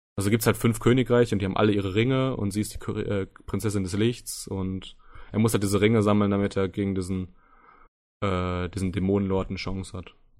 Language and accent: German; Soest, North Rhine-Westphalia, Germany; now in Düsseldorf, Germany; Komme gebürtig aus Soest